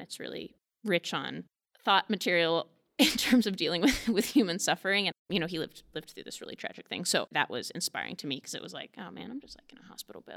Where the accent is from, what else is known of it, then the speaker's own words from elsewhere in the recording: Manhattan, Kansas, United States; I'm from Manhattan, and so I grew up down on Leavenworth Street, so very close to the Manhattan Public Library. So I spent a great deal of my childhood here